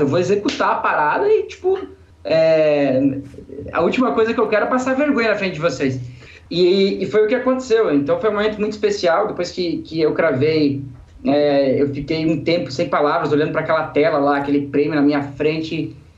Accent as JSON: {"language": "Portuguese", "region": "Santa Catarina", "country": "Brazil", "said": "sou de uma cidade do interior aqui de Santa Catarina"}